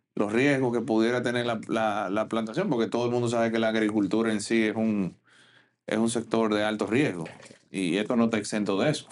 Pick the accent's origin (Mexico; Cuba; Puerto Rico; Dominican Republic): Dominican Republic; como dominicano